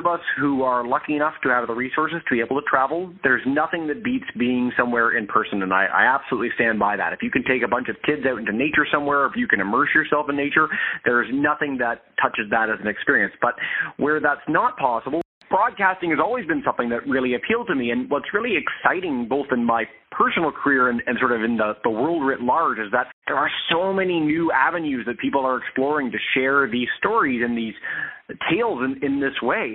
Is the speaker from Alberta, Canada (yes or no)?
no; Toronto, Ontario, Canada; I grew up in Toronto, Ontario, Canada, so the biggest city in the country